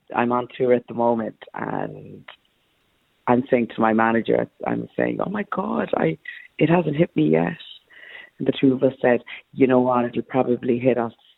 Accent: Cork, Munster, Ireland; I'm Irish Jamaican, born and bred in Cork and adopted.

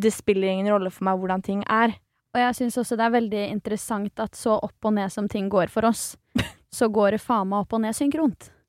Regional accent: Svelvik, Vestfold, Norway; jeg er fra Svelvik

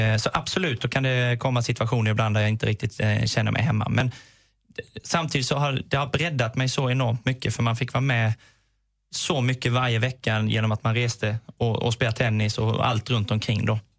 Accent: Småland, Sweden; Jag är smålänning, jag fick den gratis

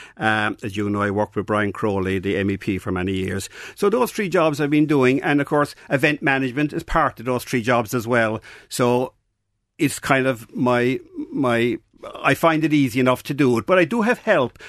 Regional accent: Mallow, Munster, Ireland; I grew up in Narcock in Mallow

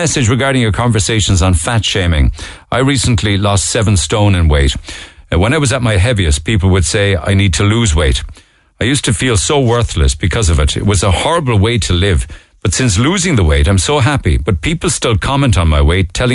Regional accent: Cork, Munster, Ireland; I was born there in Madden's Buildings and very, very happy memories there

